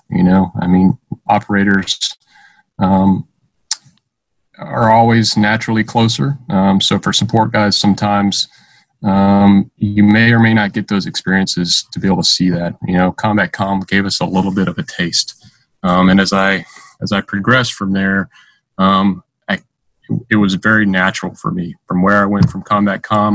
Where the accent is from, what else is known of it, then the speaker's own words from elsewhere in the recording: Stone Mountain, Georgia, United States; moved away as an adult; I grew up in, in Stone Mountain, Georgia. Um, that's where I lived uh, my teenage years um, up through some portion of college.